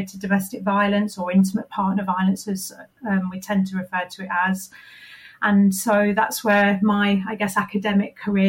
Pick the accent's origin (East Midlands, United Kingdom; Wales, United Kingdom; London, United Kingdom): East Midlands, United Kingdom; Leicester; moved away as an adult; I moved back to my hometown of Leicester